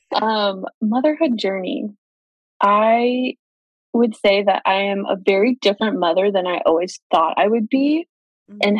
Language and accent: English; Kingsburg, California, United States; now in Fresno, United States; I grew up in a little tiny town called Kingsburg, California, so just 30 minutes down the road